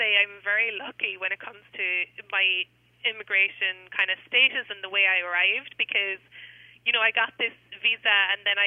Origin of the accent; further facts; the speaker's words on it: Cobh, Munster, Ireland; moved away as an adult; now in United States; I'm from a place called Cove in Ireland